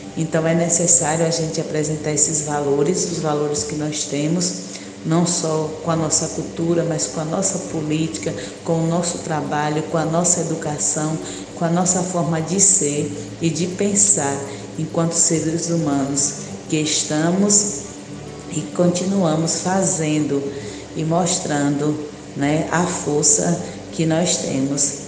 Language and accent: Portuguese; Northeast Region, Brazil; da riqueza que nós temos enquanto nordestino. O nosso Nordeste é lindo, é belo.